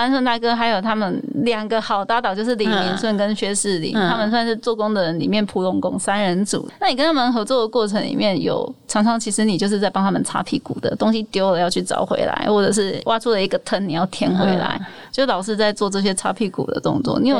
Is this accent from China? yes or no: no; Taiwan; 我们就是台湾人